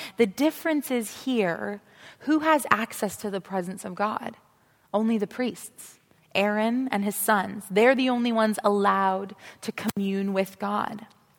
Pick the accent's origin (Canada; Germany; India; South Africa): South Africa; I went to Jewish school growing up. I grew up in South Africa, and it was still apartheid in those days